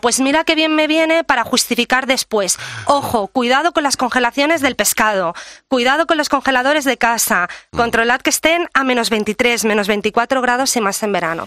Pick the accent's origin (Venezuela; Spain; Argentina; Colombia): Spain; Menorca, Balearic Islands; mi tierra, que es Menorca